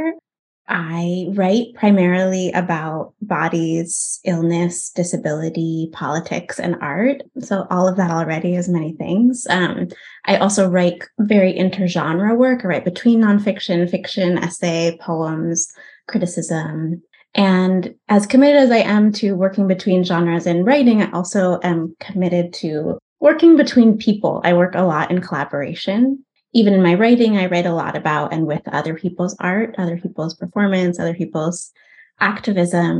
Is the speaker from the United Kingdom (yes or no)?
no; United States; also born or lived in Oakland, California / Germany; I was working as an American-born Jew in Germany